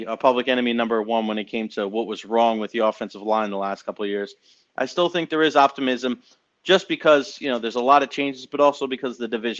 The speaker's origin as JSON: {"language": "English", "area": "Long Island", "region": "New York", "country": "United States", "tie": "born or raised there", "moved": "as an adult", "lives_now": "Tampa Bay area, United States", "said": "I grew up in New York, Long Island, and I moved down to the Tampa Bay area when I was 20 with a couple of friends of mine"}